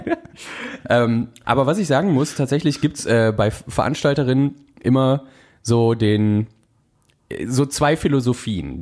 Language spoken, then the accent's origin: German; North Rhine-Westphalia, Germany; wir kommen ja beide aus NRW